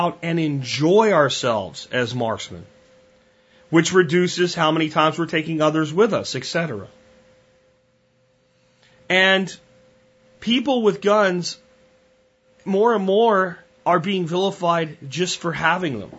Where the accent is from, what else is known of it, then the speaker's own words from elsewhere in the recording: Pennsylvania, United States; moved away; Where I grew up in Pennsylvania